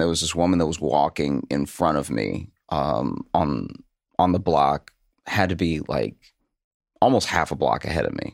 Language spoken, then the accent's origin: English; Louisiana, United States; moved away as an adult; also born or lived in Chicago; now in New York, United States; I grew up in Louisiana